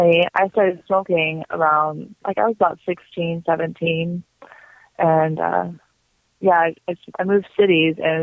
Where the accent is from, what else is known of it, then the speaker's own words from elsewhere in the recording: Arizona, United States; I'm from Arizona